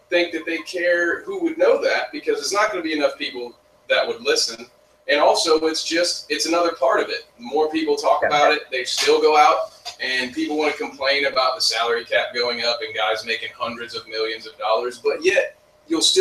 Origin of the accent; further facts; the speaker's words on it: Indiana, United States; I'm from Indiana